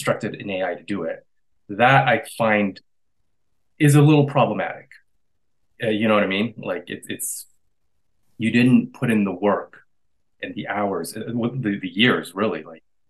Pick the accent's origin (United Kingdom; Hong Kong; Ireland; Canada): Canada; I'm a Canadian artist